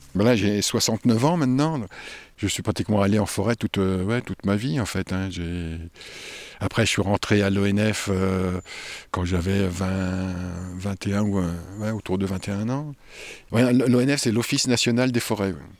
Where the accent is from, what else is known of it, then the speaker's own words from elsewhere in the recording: Oise, Hauts-de-France, France; j'ai grandi euh, dans la région parisienne, enfin dans l'Oise